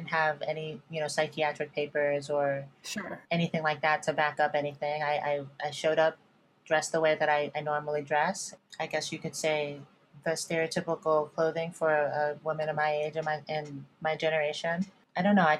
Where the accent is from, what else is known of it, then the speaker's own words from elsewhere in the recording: Virginia, United States; moved away; also born or lived in New York City, United States / Los Angeles, United States; I grew up in Virginia